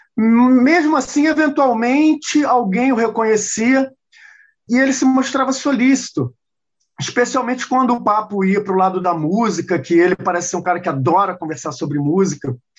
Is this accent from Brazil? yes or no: yes; Brazil; nós brasileiros